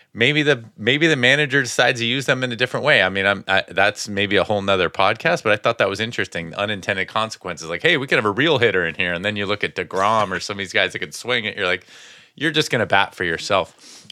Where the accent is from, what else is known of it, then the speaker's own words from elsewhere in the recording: Connecticut, United States; growing up in Connecticut